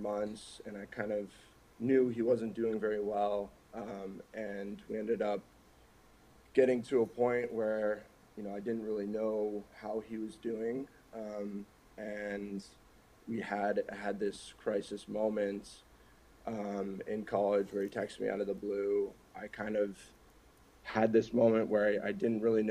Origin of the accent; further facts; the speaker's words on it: Minnesota, United States; also born or lived in Newport Beach, California / upstate New York; I grew up pretty much in Minnesota